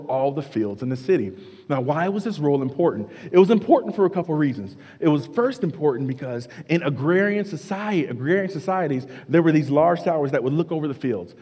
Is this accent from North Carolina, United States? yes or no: yes; North Carolina, United States; I grew up in North Carolina